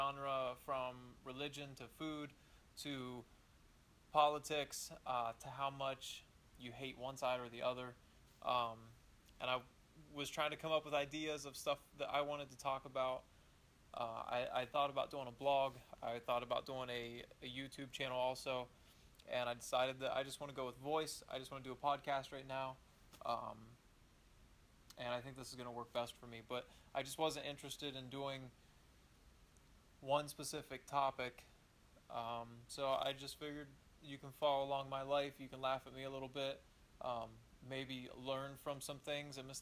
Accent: Eastern Ohio, United States; I grew up in Eastern Ohio, in the middle of nowhere

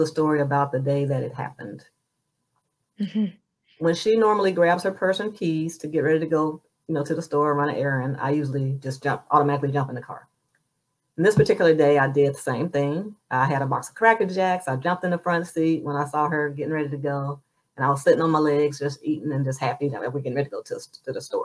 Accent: Moss Point, Mississippi, United States; moved away as an adult; I'm from Moss Point, Mississippi, and I'm a number 9 of 12 children

